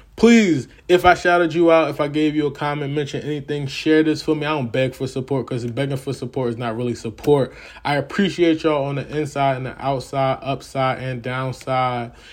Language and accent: English; the North, United States; As a Northerner